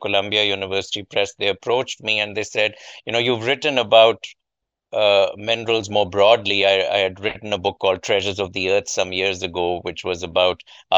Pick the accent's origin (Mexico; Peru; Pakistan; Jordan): Pakistan; moved away as an adult; now in United States; as a child growing up in Pakistan, I had a small kind of improvised lab in our house